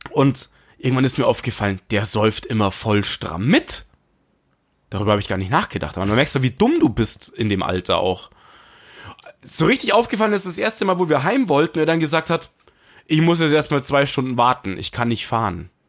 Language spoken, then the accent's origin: German; Munich, Bavaria, Germany; wir als Münchner sind da hingejuckelt und wir fanden das mega cool. In München bist du nicht so 100% immer in die Clubs gekommen.